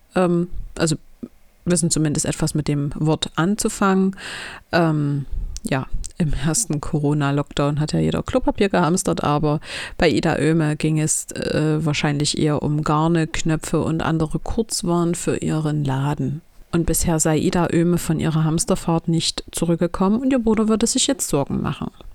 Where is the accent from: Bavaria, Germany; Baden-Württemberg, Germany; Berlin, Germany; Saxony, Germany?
Saxony, Germany; Chemnitz; in meiner Heimatstadt Chemnitz